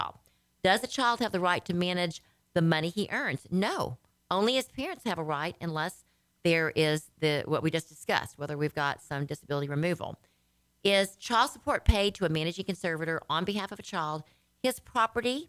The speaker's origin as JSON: {"language": "English", "region": "Louisiana", "country": "United States", "moved": "yes", "lives_now": "Texas, United States", "said": "I was from Louisiana"}